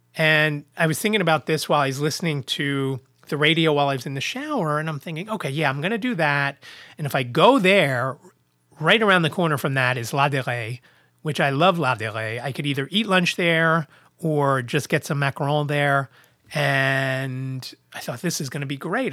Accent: Philadelphia, Pennsylvania, United States; from Philadelphia

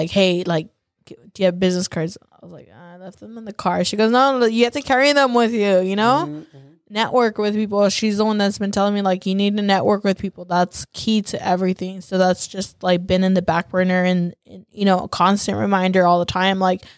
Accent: Salinas, California, United States; born or raised there

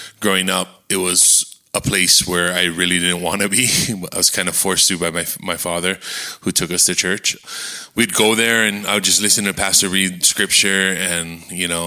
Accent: Kona, Hawaii, United States; I was raised in Kona

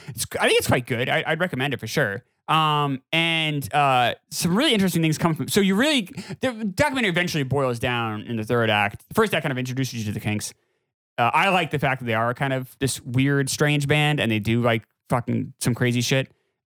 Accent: New Hampshire, United States; Matt and I grew up in New Hampshire where the two of the three biggest stations are classic rock.

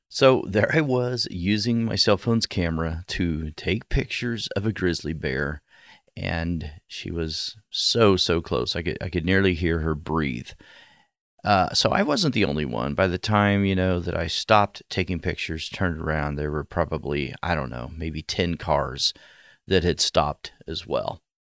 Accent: southwest Oklahoma, United States; now in Ohio, United States; I grew up in southwest Oklahoma

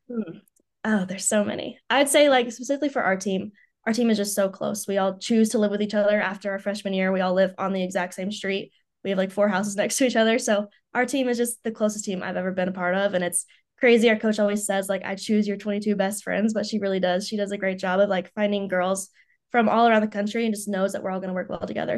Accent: Knoxville, Tennessee, United States; moved away as an adult; now in Columbus, United States; I'm originally from Knoxville, Tennessee, where I grew up since I was, I haven't moved once.

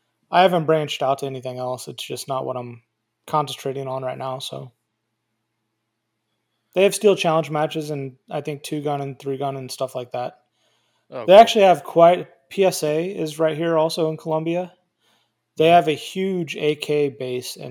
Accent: Kansas City, Missouri, United States; moved away as an adult; now in Columbia, United States; it's my hometown. It's where I grew up in, went to school and everything.

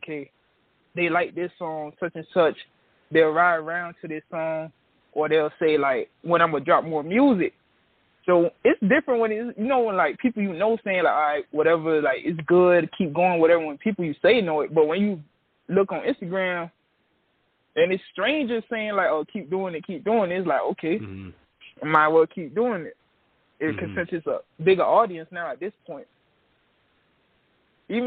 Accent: Miami Gardens, Florida, United States; I'm from Kara City, Miami Gardens, Florida

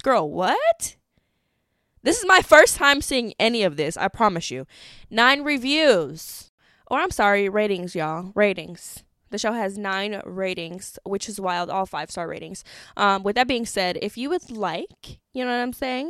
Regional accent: Madison, Wisconsin, United States; I grew up in Wisconsin

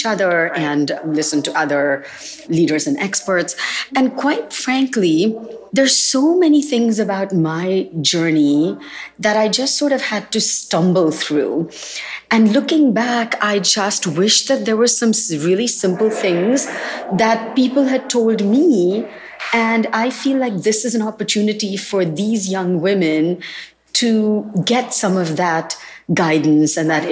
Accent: Mumbai, Maharashtra, India; moved away as an adult; now in California, United States; I was born and raised in Bombay, or I guess I'm supposed to say Mumbai.

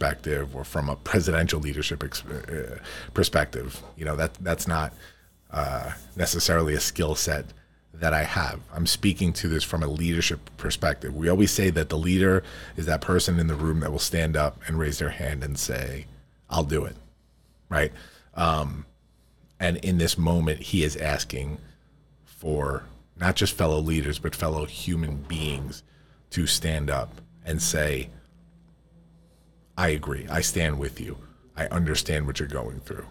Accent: United States; we here in the United States

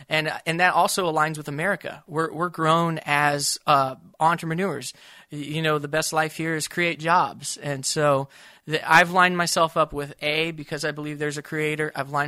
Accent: Tulsa, Oklahoma, United States; I grew up in Tulsa where they talked about the toy maker's dream.

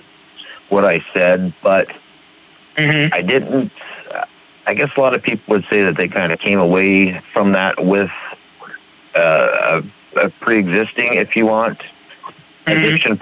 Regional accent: Alamogordo, New Mexico, United States; now in Billings, United States; Originally, I'm from Alamogordo, New Mexico, but I reside now in Billings, Montana

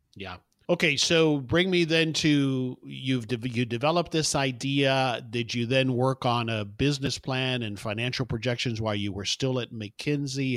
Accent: South Florida, United States; moved away as an adult; also born or lived in Houston; now in Dallas, United States; I, I actually was born in Houston, but grew up in South Florida

